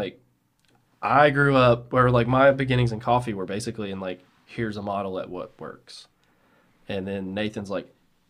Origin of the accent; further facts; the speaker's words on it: Birmingham, Alabama, United States; I've only ever lived in Birmingham.